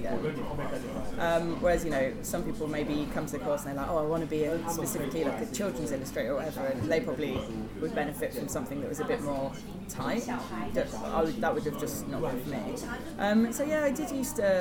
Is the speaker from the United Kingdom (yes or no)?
yes; Lincolnshire, East Midlands, United Kingdom; I grew up in Lincolnshire